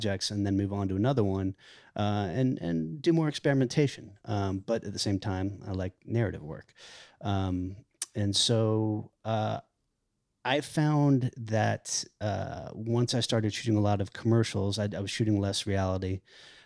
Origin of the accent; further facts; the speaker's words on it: Virginia, United States; moved away as an adult; also born or lived in Los Angeles, California; now in Atlanta, United States; I grew up in Virginia, right outside D.C.